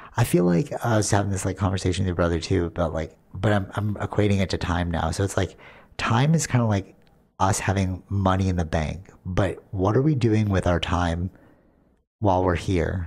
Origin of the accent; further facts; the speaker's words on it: Canada; we, as Canadian